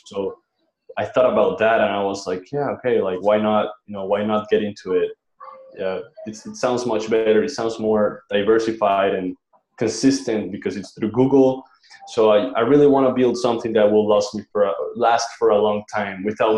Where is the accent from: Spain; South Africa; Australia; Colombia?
Colombia; now in Chiang Mai, Thailand; I'm from Colombia